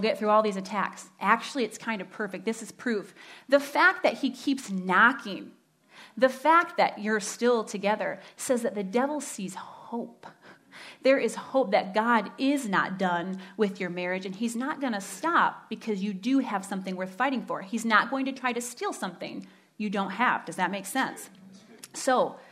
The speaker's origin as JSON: {"language": "English", "area": "Standale", "region": "Michigan", "country": "United States", "tie": "born or raised there", "said": "I grew up in Stendalay, as my husband likes to say. Stendalay."}